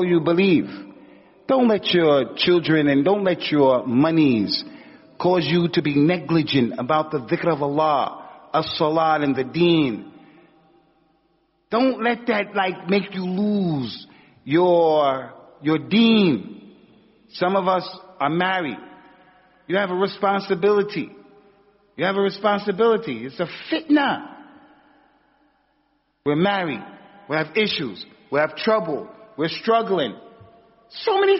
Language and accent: English; United States; moved away as an adult; also born or lived in Medina; I grew up in America as an athlete